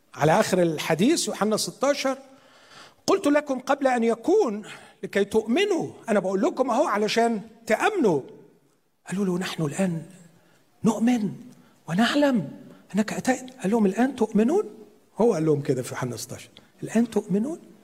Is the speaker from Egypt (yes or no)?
yes; Upper Egypt, Egypt; عندنا في الصعيد